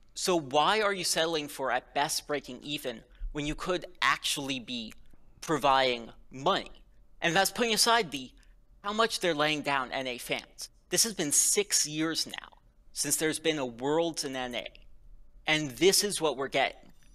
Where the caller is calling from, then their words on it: Princeton, New Jersey, United States; I'm calling from Princeton, New Jersey